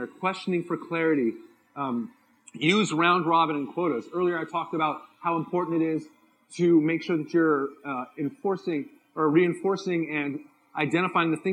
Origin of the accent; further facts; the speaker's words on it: San Diego, California, United States; I'm from San Diego.